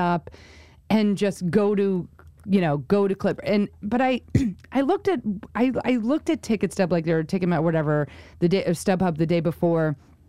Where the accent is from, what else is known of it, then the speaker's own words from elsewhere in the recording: New York, United States; now in Los Angeles, United States; we're both from New York